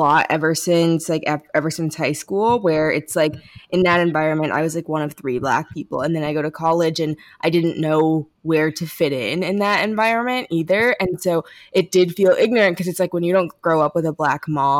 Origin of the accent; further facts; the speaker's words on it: St. Louis, Missouri, United States; we're from St. Louis